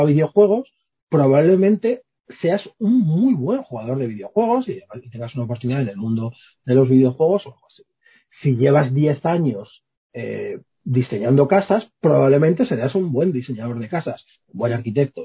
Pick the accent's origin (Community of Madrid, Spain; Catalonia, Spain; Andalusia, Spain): Community of Madrid, Spain; Villaverde; soy un tío de Villaverde